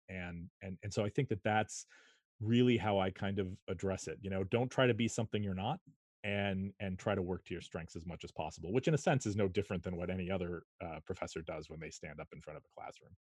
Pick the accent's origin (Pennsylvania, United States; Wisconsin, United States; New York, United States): Wisconsin, United States; Shorewood; also born or lived in Madison, Wisconsin; I grew up in Shorewood, Wisconsin, a suburb of Milwaukee